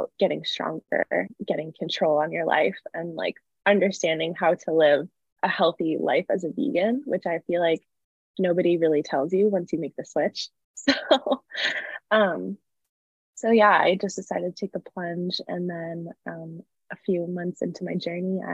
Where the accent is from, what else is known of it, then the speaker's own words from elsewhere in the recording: a suburb of Chicago, Illinois, United States; also born or lived in California; now in Los Angeles, United States; I'm from a suburb of Chicago originally, but I live in California now